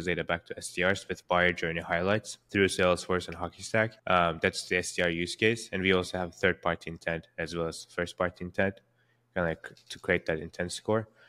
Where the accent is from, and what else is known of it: Istanbul, Turkey; born or raised there; now in San Francisco, United States